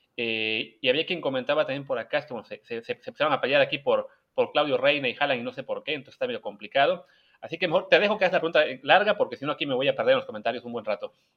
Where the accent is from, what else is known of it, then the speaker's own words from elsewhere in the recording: Mexico; en México de repente nos pasa